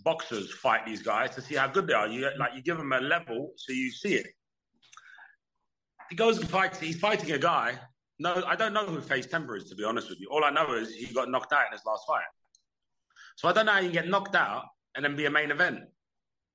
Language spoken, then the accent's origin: English; London, United Kingdom; my hometown in Wembley, 5 minutes from where I grew up